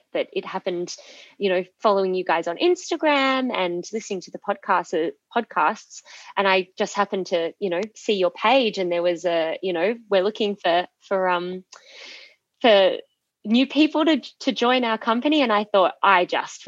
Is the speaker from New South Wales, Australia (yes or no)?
yes; Sydney, New South Wales, Australia; also born or lived in Perth, Australia; flew back interstate to Sydney, which is my home state